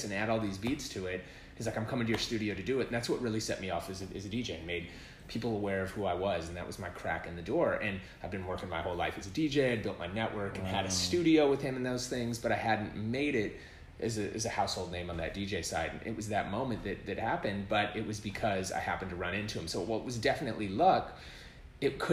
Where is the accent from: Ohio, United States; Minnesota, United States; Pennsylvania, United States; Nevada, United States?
Minnesota, United States; Minneapolis; now in Los Angeles, United States; I grew up in Minneapolis and being